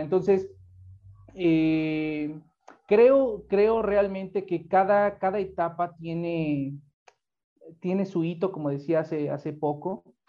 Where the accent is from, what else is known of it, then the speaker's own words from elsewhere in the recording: Mexico; somos mexicanos